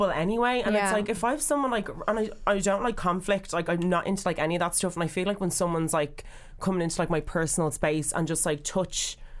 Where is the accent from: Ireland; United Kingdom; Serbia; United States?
Ireland; Dublin, Leinster; I'm from, wherever I'm from, on the north side of Dublin.